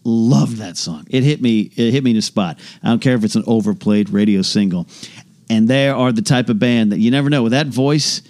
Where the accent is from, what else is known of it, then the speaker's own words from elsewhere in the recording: San Luis Obispo, California, United States; my hometown of San Luis Obispo